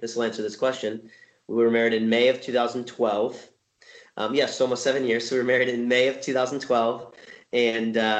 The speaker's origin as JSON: {"language": "English", "region": "Southern California", "country": "United States", "tie": "born or raised there", "said": "I was born and raised in Southern California. I live in Orange County"}